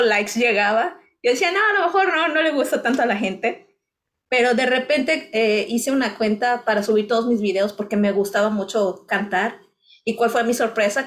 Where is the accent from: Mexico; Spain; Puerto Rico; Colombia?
Mexico; Cuernavaca, Morelos; moved away as an adult; now in United States; de donde yo vengo, de la zona sur de, cerca de México, que es Cuernavaca.